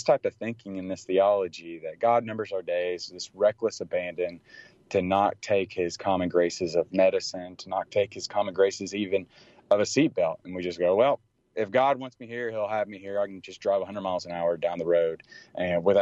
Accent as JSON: {"language": "English", "region": "Tennessee", "country": "United States", "tie": "born or raised there", "moved": "yes", "lives_now": "Dallas, United States", "said": "I grew up in Tennessee"}